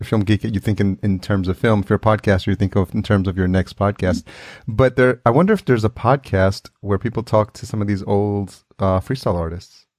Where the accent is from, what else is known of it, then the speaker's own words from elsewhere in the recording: New York City, New York, United States; I grew up in New York City